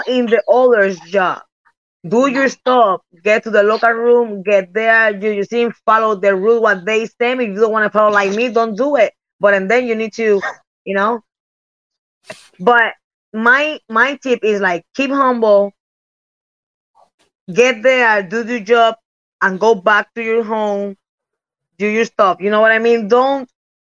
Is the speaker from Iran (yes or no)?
no; Puerto Rico; English is a second language; also born or lived in Japan / United States; I'm came from Puerto Rico